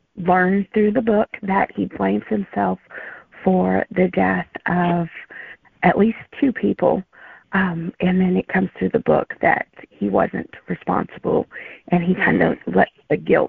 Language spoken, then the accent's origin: English; Arkansas, United States; my home state. Arkansas